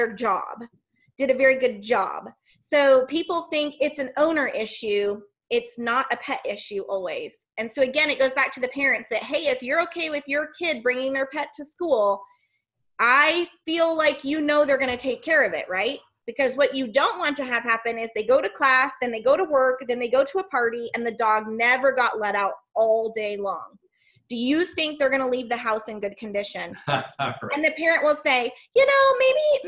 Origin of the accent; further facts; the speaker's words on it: Missouri, United States; I'm from Missouri, and it's the show me state